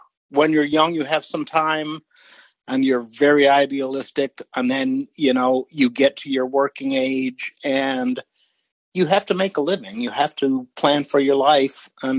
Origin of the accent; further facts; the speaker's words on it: Kansas, United States; also born or lived in Wisconsin / Texas; I live in a 200,000 person town on the central coast of California, but I grew up in Kansas and Wisconsin, and I've lived in Texas.